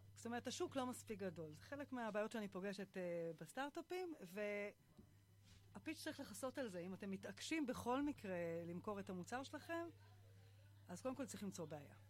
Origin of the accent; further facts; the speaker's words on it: Kfar Szold, Northern District, Israel; אני uh, מכפר סאול, זה יישוב ליד uh, קריית שמונה